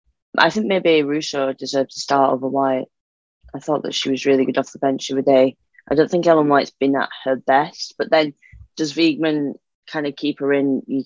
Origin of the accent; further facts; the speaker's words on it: England, United Kingdom; I'm English, so I am born and bred to never underestimate Germany